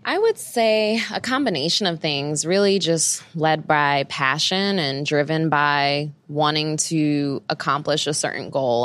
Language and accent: English; New York City, New York, United States; I grew up in Bed-Stuy, Brooklyn, and then later I moved to East Flatbush area, uh, so always in Brooklyn my whole life